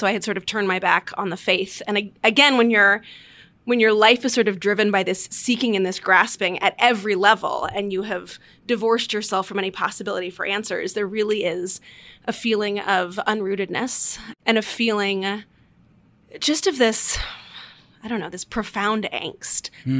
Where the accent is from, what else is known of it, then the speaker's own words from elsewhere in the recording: Washington, D.C. area, United States; I grew up outside D.C.